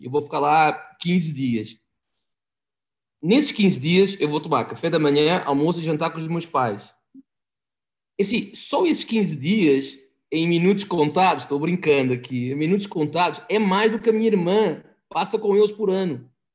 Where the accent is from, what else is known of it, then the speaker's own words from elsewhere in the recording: Portugal; moved away as an adult; also born or lived in Itu, Brazil; now in Brazil; sou português, com o sotaque muito mais carregado